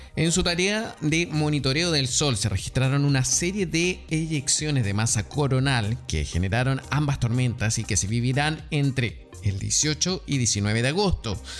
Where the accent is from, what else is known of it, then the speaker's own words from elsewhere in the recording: Chile; yo soy chileno